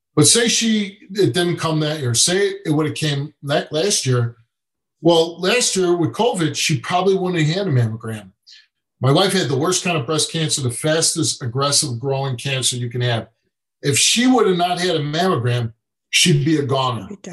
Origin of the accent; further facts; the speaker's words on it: Chicago, Illinois, United States; I grew up in Chicago with with nothing